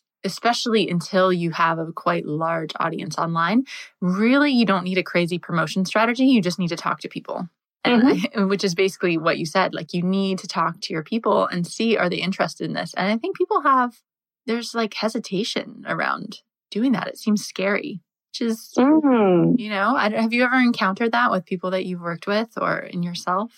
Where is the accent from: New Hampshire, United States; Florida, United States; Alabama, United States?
New Hampshire, United States; Being from New Hampshire, I'm very used to winter